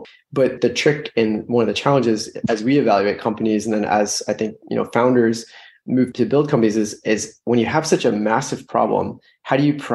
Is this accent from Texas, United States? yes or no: no; San Francisco, California, United States; I grew up in San Francisco